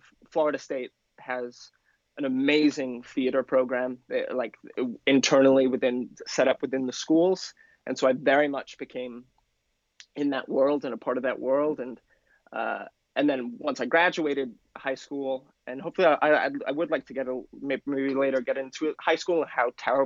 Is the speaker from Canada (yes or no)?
no; Penarth, Wales, United Kingdom; now in New York, United States; I'm originally from Wales